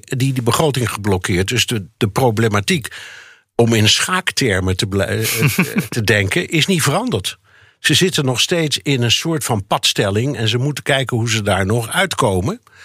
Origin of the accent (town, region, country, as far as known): Netherlands; now in New York, United States